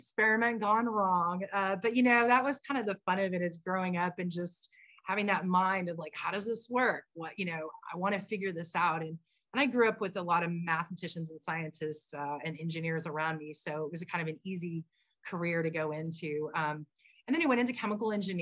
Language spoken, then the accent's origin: English; Dallas, Texas, United States; now in San Diego, United States; My childhood growing up in Dallas